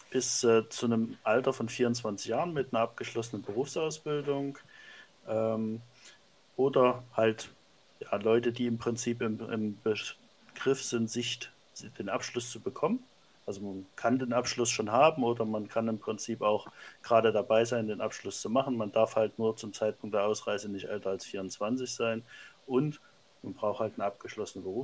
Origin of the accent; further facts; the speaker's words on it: Leipzig, Saxony, Germany; now in Landshut, Germany; Ich komme ursprünglich aus dem Wahlkreis Leipzig, das hört man, glaube ich, auch noch ein bisschen raus.